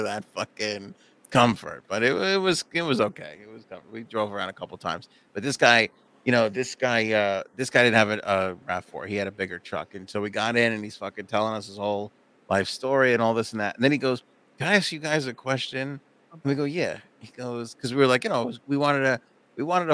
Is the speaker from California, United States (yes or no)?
no; New York, United States; as a New Yorker